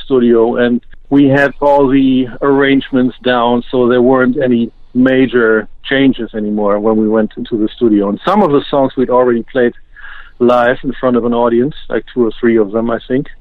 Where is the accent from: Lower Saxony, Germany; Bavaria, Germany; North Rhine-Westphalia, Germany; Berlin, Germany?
Lower Saxony, Germany; Osnabrück; my hometown of Osnabrück